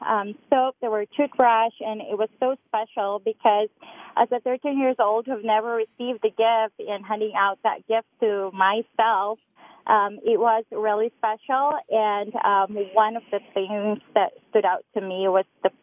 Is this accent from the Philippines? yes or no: yes; Cebu, Central Visayas, Philippines; I grew up in one of the 7,000 islands or so in the Philippines. It's called Mactan. It's one of the islands in the province of Cebu